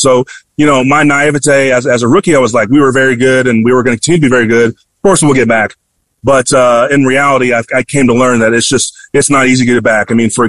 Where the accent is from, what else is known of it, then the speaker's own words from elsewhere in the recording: Dallas, Texas, United States; It's in Dallas, my hometown of all places